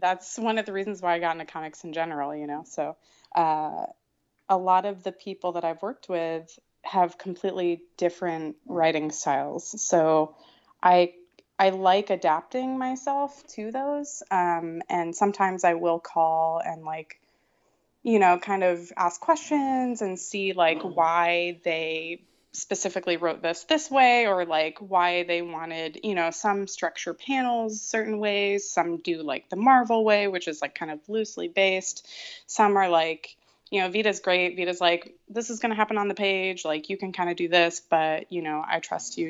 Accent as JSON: {"language": "English", "region": "Florida", "country": "United States", "tie": "born or raised there", "also_born_or_lived": "Canada", "moved": "as an adult", "said": "I grew up in Florida, so a lot of creative-based careers didn't really exist there"}